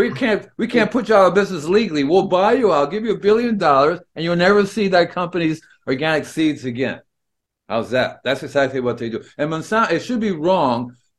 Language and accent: English; Peru; And it was growing up in Peru in the high altitude.